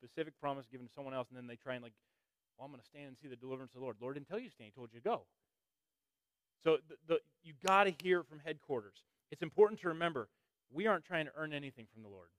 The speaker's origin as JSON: {"language": "English", "region": "Northern Illinois", "country": "United States", "said": "we're from Northern Illinois"}